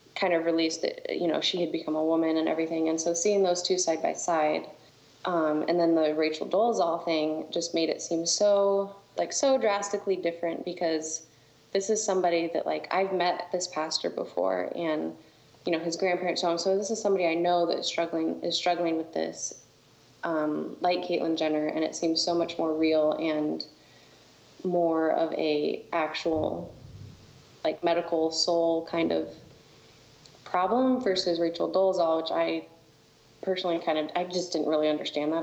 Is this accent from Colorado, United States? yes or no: yes; Colorado Springs, Colorado, United States; moved away as an adult; also born or lived in Texas / Alabama; now in North Dakota, United States; I am from Colorado Springs